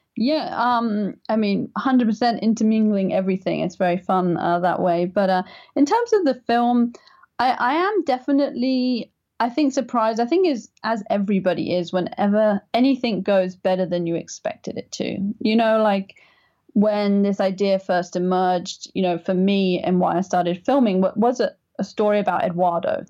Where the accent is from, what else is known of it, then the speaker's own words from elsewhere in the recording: England, United Kingdom; I'm English